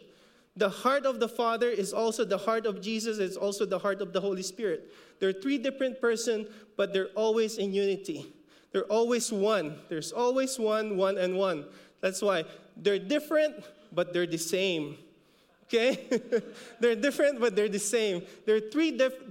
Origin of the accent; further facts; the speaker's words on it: Philippines; accent: Filipino; We kind of messed up the pronunciation because of our Filipino accent